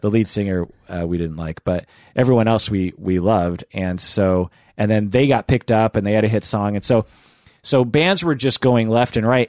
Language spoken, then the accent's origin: English; Seattle, Washington, United States; from Seattle